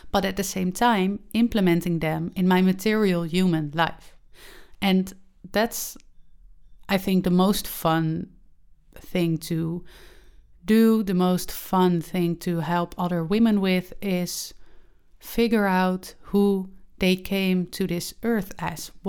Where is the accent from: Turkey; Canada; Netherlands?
Netherlands; English is a second language; I have recorded podcasts and published podcasts before, but they were all in Dutch since I am from the Netherlands.